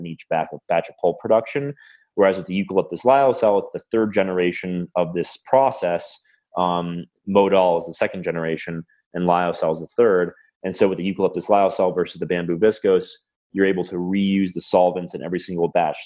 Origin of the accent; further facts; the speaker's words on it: United States; I'm an American